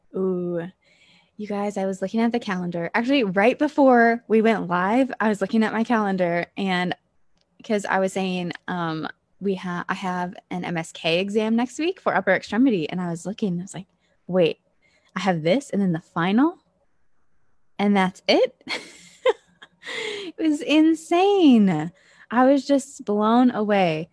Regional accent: Ohio, United States; moved away as an adult; also born or lived in Pennsylvania

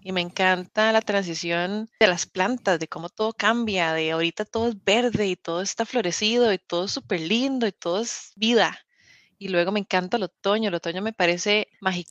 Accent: Costa Rica; now in United Kingdom; yo soy tica

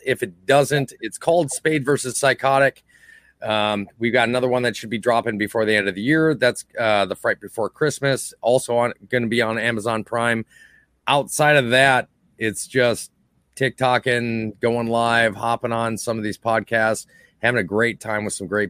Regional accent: Lillington, North Carolina, United States; I'm from Lillington

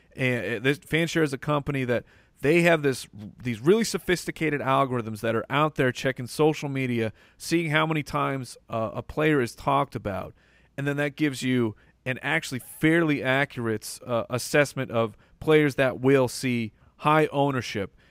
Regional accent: Arizona, United States; born and raised in Arizona

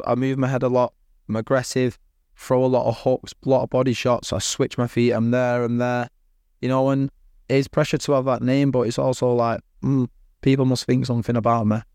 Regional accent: Manchester, North West England, United Kingdom; I'm from Manchester

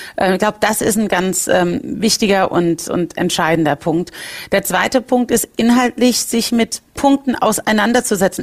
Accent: Rhineland-Palatinate, Germany; bei uns in Rheinland-Pfalz sagt man, wie bei einer Schraube nach fest kommt ab

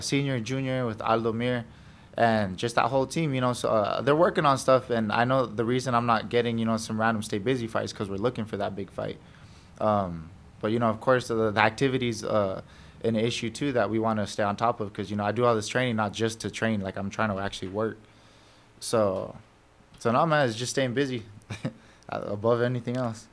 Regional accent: United States; I was born in America

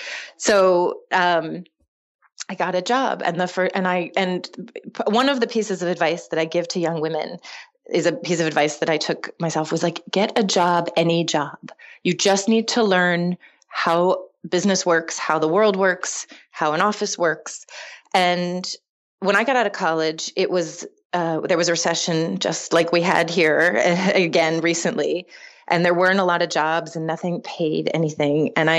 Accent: Philadelphia, Pennsylvania, United States; also born or lived in Littleton, Colorado; I grew up half in Philadelphia and half in Littleton, Colorado.

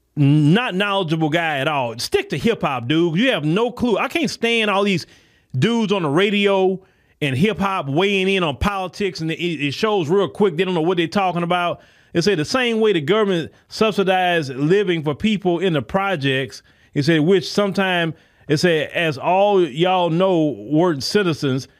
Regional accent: United States; I am born and raised in the United States of America

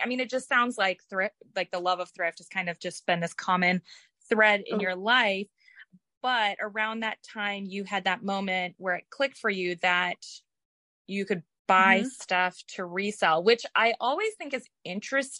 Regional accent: outside of Seattle, Washington, United States; I grew up outside of Seattle.

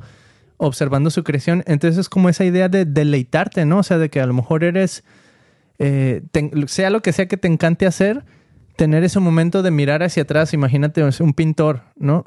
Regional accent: Mexico; now in United States; cuando nosotros crecimos en México

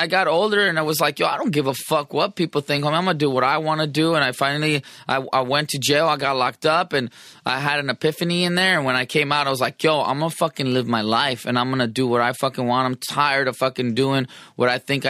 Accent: San Diego, California, United States; I'm from Sherman Grand Hills Park in San Diego, California, 27th Street

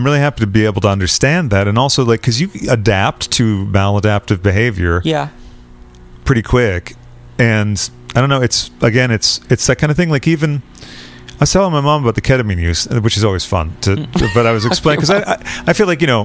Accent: Massachusetts, United States; now in London, United Kingdom; I'm from Massachusetts, where people go to visit the leaves and stuff

